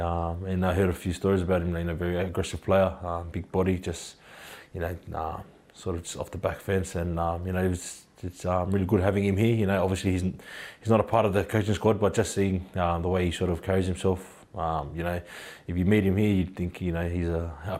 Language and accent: English; Queensland, Australia; also born or lived in New Zealand; I was born in Queensland